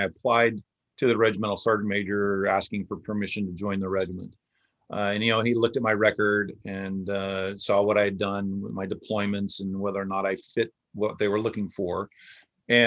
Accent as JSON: {"language": "English", "region": "West Coast", "country": "United States", "tie": "born or raised there", "said": "Growing up on the West Coast"}